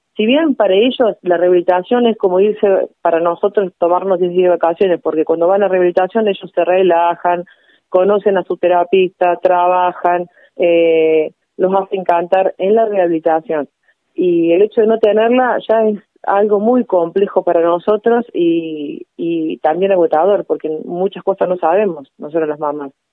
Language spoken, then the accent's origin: Spanish; Villa María, Córdoba, Argentina; yo soy de Villa María en realidad